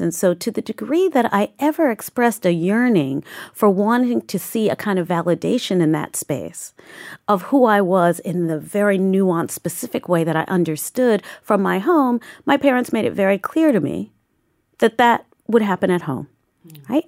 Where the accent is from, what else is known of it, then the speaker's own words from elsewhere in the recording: New York City, New York, United States; I grew up in Southeast Queens, in Saint Albans, Queens